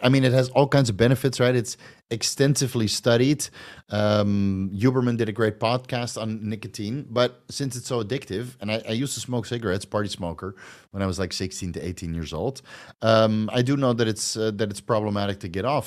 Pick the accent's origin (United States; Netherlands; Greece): Netherlands; moved away as an adult; now in Thailand; I'm from Holland